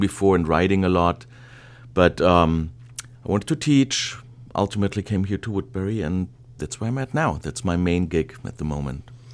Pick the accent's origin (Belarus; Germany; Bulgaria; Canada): Germany; English is a second language; moved away as an adult; now in Los Angeles, United States; I'm originally from, from Germany. Uh, I was born there, grew up there, I went to university